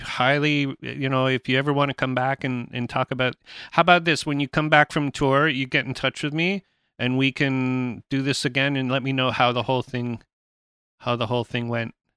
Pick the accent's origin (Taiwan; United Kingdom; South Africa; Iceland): United Kingdom; England; now in Canada; I'm born in England